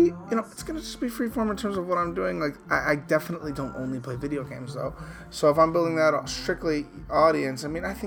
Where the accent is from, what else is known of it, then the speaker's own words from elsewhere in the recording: Chicago, Illinois, United States; I grew up in the Midwest, Chicago